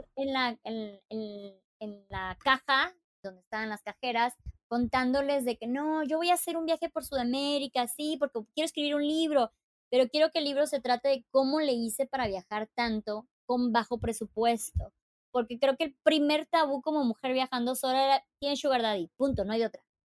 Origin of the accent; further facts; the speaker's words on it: Chiapas, Mexico; moved away as an adult; also born or lived in Playa del Carmen / Monterrey / Puerto Escondido; soy de Chiapas.